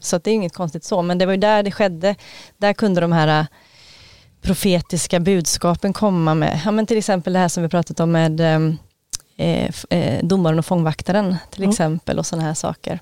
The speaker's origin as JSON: {"language": "Swedish", "town": "Gothenburg", "region": "Västra Götaland", "country": "Sweden", "also_born_or_lived": "Knutby", "moved": "yes", "said": "jag mötte gamla vänner från gymnasietiden när jag var hemma på Göteborg"}